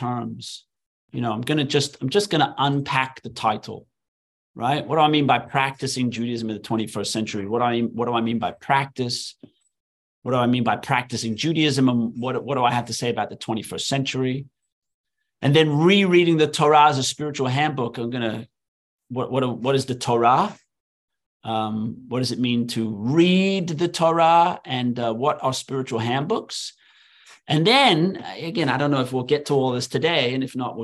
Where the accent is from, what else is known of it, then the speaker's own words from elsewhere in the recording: England, United Kingdom; moved away as an adult; now in United States; when I was growing up in England as a kid